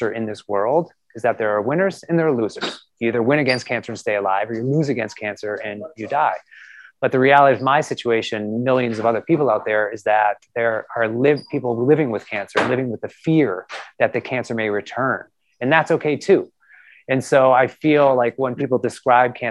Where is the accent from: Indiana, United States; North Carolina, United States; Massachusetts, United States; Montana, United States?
Massachusetts, United States; Lexington; moved away; I grew up around the corner in Lexington, Massachusetts.